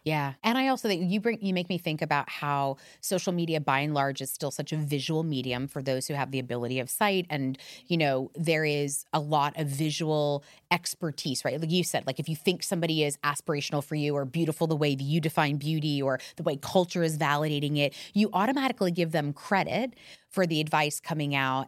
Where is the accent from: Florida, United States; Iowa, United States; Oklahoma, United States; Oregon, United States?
Florida, United States; Miami; I grew up in Miami